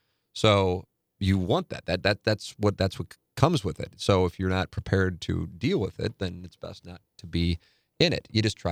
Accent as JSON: {"language": "English", "town": "St. Louis", "region": "Missouri", "country": "United States", "tie": "born or raised there", "lives_now": "St. Louis, United States", "said": "I grew up in West County and moved back to St. Louis in 2015 after graduating from a large school in the South."}